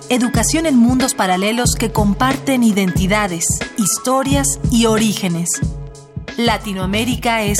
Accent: Sarapiquí, Heredia, Costa Rica; tengo 19 años, soy de Sarapiquí, Costa Rica.

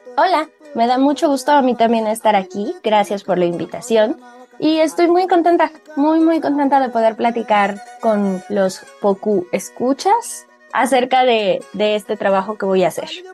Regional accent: Mexico; todos somos mexicanos

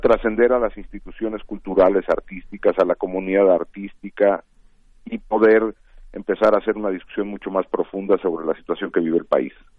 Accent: Mexico

